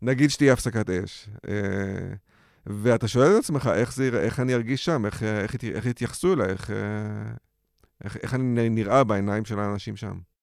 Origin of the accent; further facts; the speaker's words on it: Israel; בתור ישראלי